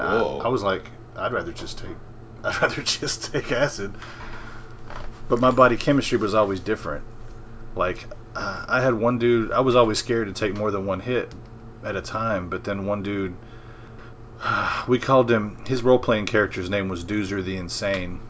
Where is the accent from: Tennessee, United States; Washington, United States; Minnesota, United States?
Tennessee, United States; Memphis; moved away as an adult; now in North Mississippi, United States; I grew up in Memphis